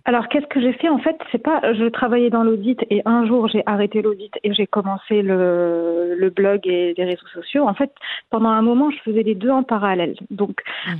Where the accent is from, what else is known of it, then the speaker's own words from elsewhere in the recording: Morocco; moved away as an adult; also born or lived in Paris, France / Madrid, Spain; j'ai grandi au Maroc. Hein, j'ai un parcours classique. J'ai eu mon bac au Maroc